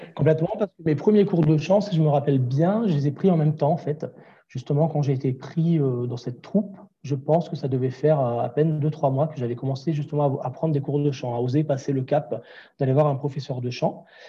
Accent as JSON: {"language": "French", "town": "Grenoble", "region": "Auvergne-Rhône-Alpes", "country": "France", "also_born_or_lived": "Toulouse", "moved": "as an adult", "said": "je suis parti de Grenoble, je suis arrivé sur Toulouse euh, pour faire ces études-là"}